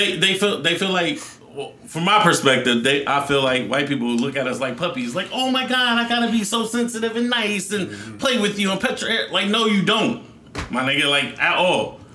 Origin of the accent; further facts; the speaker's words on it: Newark, New Jersey, United States; I ran into a white friend I grew up with in Newark.